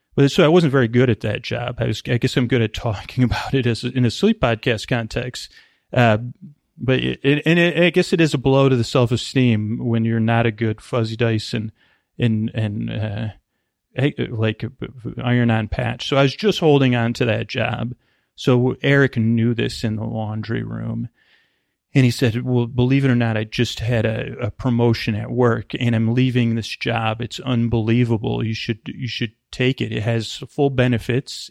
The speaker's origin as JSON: {"language": "English", "region": "East Coast", "country": "United States", "tie": "born or raised there", "moved": "yes", "lives_now": "Bay Area, United States", "said": "I grew up on the East Coast"}